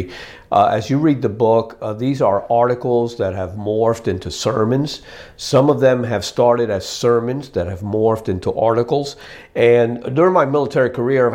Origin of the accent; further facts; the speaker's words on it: New York City, New York, United States; also born or lived in Cuba; I was a very small political refugee when I got here, but I was raised in the city of New York